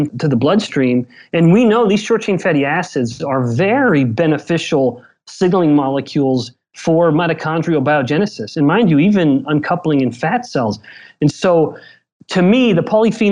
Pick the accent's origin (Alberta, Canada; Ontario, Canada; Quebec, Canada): Alberta, Canada; Southern; I'm from Southern Alberta, but same kind of small little town.